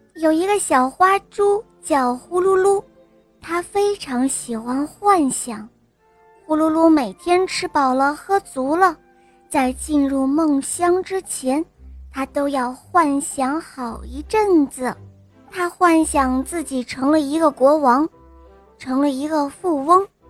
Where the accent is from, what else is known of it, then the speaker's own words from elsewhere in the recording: Shandong, China; 我今年四岁了，我来自山东